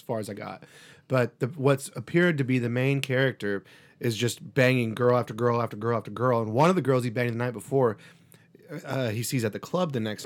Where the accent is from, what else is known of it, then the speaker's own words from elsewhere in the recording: Alaska, United States; I remember growing up in Alaska, though, like living in Alaska